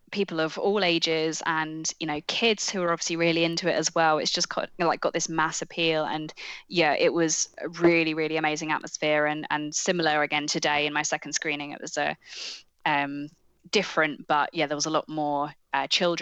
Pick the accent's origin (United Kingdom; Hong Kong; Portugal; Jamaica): United Kingdom; I'm British